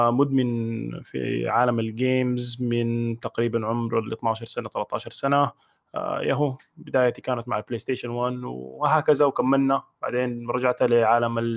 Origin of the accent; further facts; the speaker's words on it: Tuti Island, Khartoum, Sudan; also born or lived in United Arab Emirates; now in Abu Dhabi, United Arab Emirates; عمري 30 سنه مواليد 1990 آه، سوداني من جزيره توتي من مواليد دوله الامارات واسكن حاليا في ابو ظبي